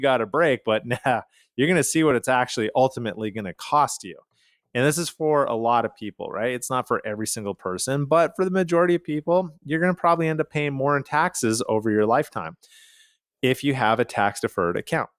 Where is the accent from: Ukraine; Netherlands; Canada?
Canada; Calgary, Alberta; now in United States; I am from Calgary, Canada.